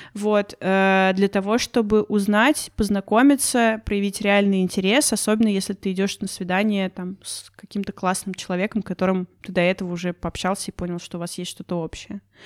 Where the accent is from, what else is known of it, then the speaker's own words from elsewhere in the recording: Russia; я из России